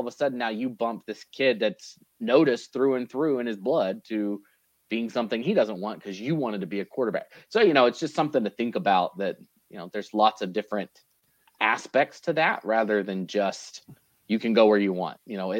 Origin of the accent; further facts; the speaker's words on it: Idaho Falls, Idaho, United States; I'm from Idaho Falls. I get to go to Boise on a Thursday morning and miss 2 days of school to go to a tournament